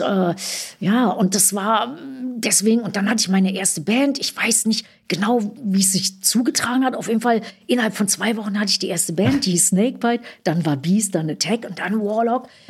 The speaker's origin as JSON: {"language": "German", "region": "West Germany", "country": "Germany", "first_language": "German"}